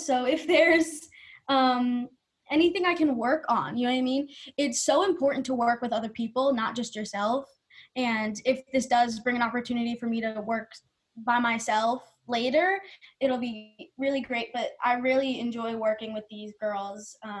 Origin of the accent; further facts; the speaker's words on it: New Jersey, United States; Yes, I was.